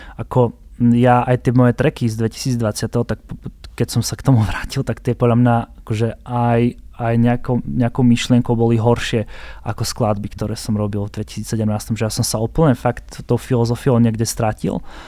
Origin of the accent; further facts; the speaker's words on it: Prešov, Prešov Region, Slovakia; ja som z Prešova